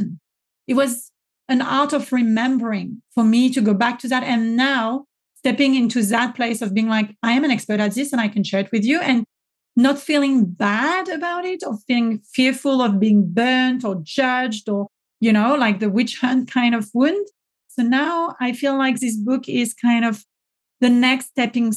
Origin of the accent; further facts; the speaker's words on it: France; accent: French; my French accent